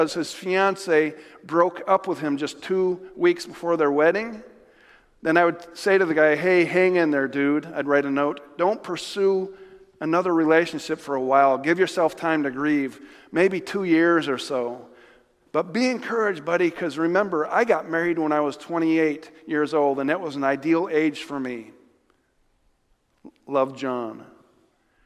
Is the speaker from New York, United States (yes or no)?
yes; Jamestown, New York, United States; near my hometown in New York. Not New York City, but Jamestown, New York